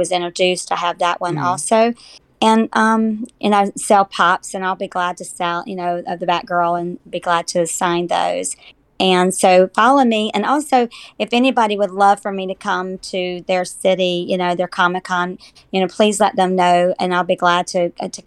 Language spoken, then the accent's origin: English; North Carolina, United States; we're all from North Carolina